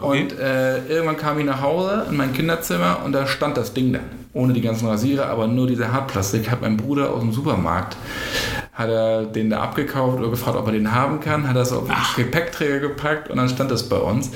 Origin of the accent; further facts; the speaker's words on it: Bassum, Lower Saxony, Germany; bei mir in meiner Heimatstadt Bassum